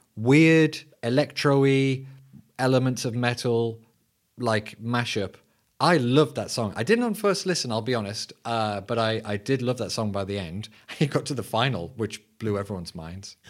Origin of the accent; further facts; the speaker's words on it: England, United Kingdom; I'm your English host.